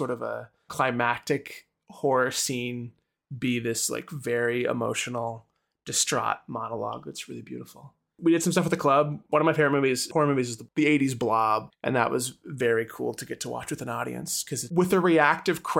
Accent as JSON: {"language": "English", "region": "Oklahoma", "country": "United States", "said": "I'm from Oklahoma"}